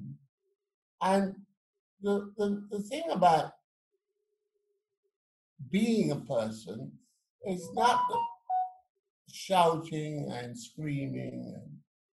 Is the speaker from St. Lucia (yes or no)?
yes; St. Lucia; I was born in St. Lucia